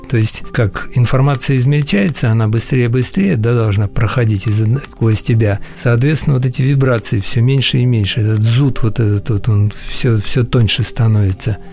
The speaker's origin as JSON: {"language": "Russian", "region": "Siberia", "country": "Russia", "tie": "born or raised there", "said": "Я родился в Сибири"}